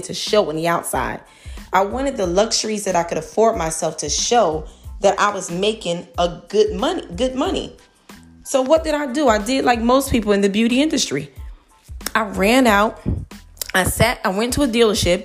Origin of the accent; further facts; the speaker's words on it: Newark, New Jersey, United States; I'm from Newark, New Jersey, born and raised